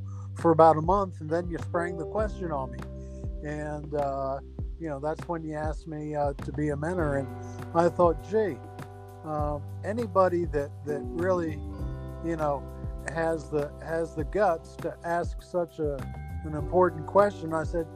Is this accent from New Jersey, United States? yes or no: yes; New Jersey, United States; I'm actually from New Jersey